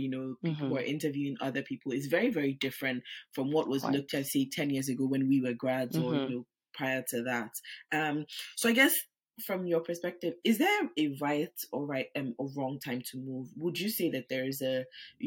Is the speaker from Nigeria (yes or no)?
yes; Nigeria; now in United Kingdom; I live in the UK, but I'm also Nigerian